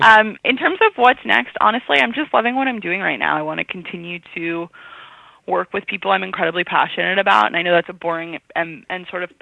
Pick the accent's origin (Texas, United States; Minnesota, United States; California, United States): California, United States; San Francisco; also born or lived in New York, United States; So I grew up in San Francisco and in the city, Upper West Side, kind of bouncing back and forth.